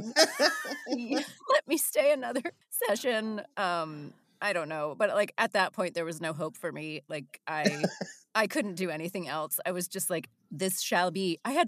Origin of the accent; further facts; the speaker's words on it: West Virginia, United States; also born or lived in San Diego; I spent my formative years in West Virginia, but I'm a Navy brat, actually. So for the first, I was born in Virginia Beach